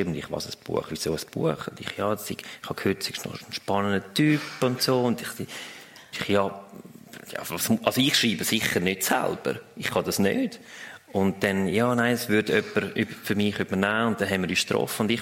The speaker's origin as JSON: {"language": "German", "country": "Switzerland", "said": "Ich, ich fühle, dass der Schweizer ist eine, ja, wir sind bescheiden, wir sind nicht die, die äh, gross rausposaunen, wie gut dass wir sind"}